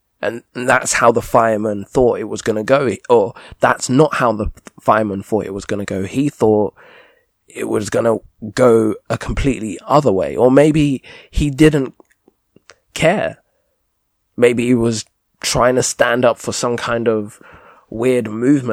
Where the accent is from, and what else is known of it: United Kingdom